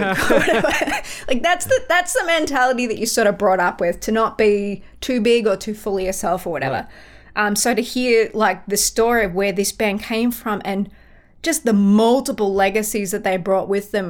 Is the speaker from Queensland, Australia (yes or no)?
no; Melbourne, Victoria, Australia; moved away as an adult; now in United States; I'm from Melbourne